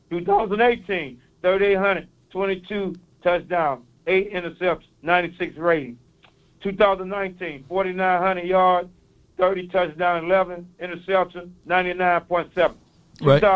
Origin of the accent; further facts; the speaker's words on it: East St. Louis, Illinois, United States; I'm from East St. Louis. I got a little accent.